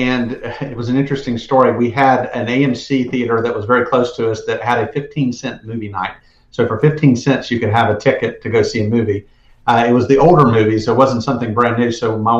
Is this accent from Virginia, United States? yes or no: no; South Georgia, United States; I was from South Georgia, and so … went to Georgia Southern, which is like a stone throw from where I grew up.